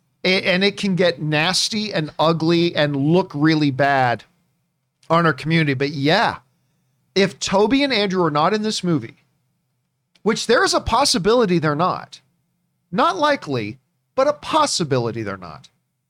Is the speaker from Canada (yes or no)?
yes; Halifax, Nova Scotia, Canada; moved away; I was born in Halifax, Nova Scotia. That's where I was born.